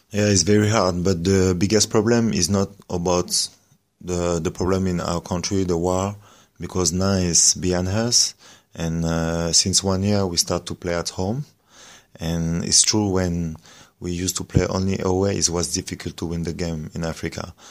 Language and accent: English; France; English is a second language; I grew up in France